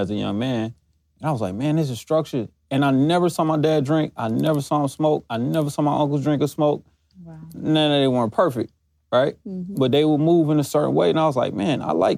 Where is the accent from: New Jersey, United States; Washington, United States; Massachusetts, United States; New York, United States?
New Jersey, United States; we're from New Jersey